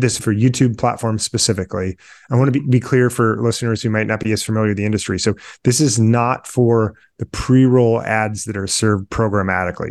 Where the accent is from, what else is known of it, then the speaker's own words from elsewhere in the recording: Midwest, United States; now in Detroit, United States; I'm a Midwesterner based in Detroit